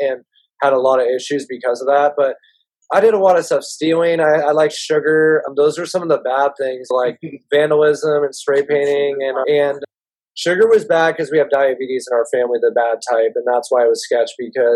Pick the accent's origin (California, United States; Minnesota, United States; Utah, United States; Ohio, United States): California, United States; Marin County; We grew up in Marin County